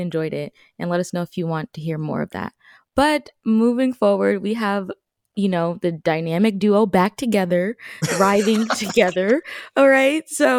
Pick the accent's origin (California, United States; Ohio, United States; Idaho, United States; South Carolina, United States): California, United States; moved away; I am in California right now, visiting family and just, you know, getting back to my roots, my hometown.